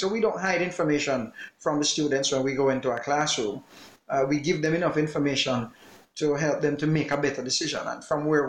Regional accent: Jamaica

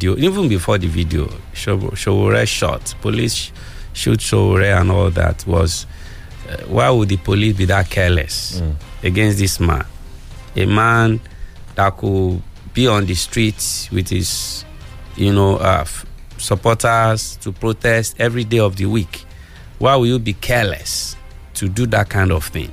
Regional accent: Nigeria; I'm a Nigerian citizen

